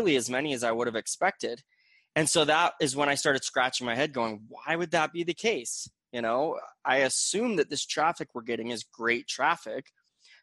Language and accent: English; Gilbert, Arizona, United States; moved away as an adult; now in Utah, United States; I grew up in Gilbert, Arizona, from the Phoenix Valley, and moved to Utah, where I currently live, when I was about 21